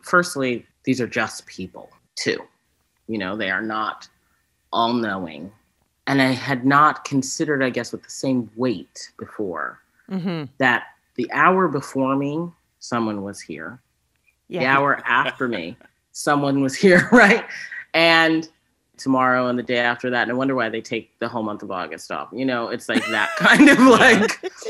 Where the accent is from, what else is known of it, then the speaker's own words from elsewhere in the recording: Boston, Massachusetts, United States; I'm from Boston.